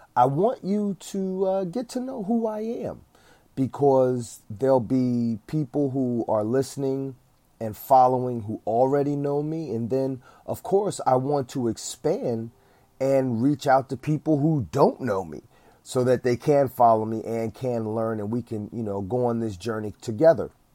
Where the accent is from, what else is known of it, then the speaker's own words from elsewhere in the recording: East Orange, New Jersey, United States; I did get hired by my hometown, East Orange